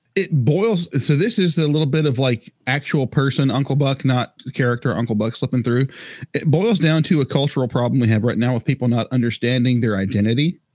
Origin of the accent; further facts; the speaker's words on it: North Carolina, United States; I'm white, I'm Scottish, of descent, DNA, whatever you want to call it, uh, American by nationality, um, North Carolina